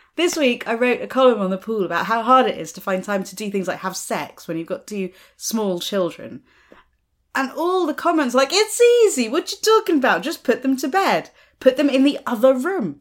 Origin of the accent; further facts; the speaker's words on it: United States; moved away; I grew up in America